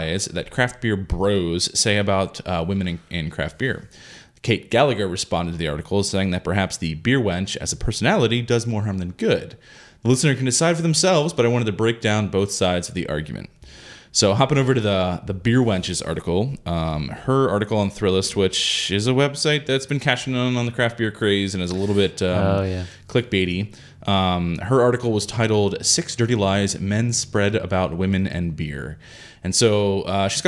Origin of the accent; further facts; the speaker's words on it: Pennsylvania, United States; Growing up in Pennsylvania